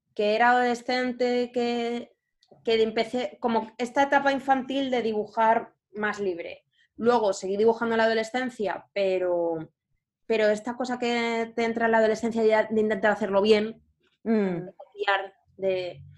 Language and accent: Spanish; Valencia, Valencian Community, Spain; moved away as an adult; also born or lived in Turin; now in Madrid, Spain; Pues nací en, Valencia, eh, que es una ciudad, mm, así para decir, bueno, es, grandecilla de, España